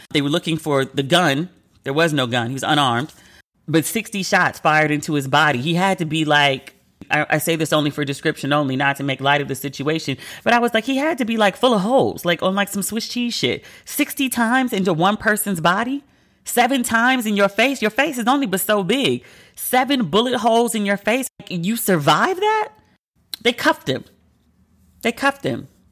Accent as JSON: {"language": "English", "country": "United States", "said": "I'm American"}